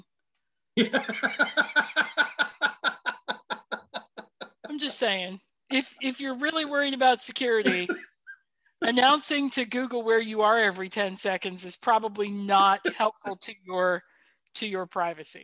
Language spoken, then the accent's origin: English; Minnesota, United States; we're Midwestern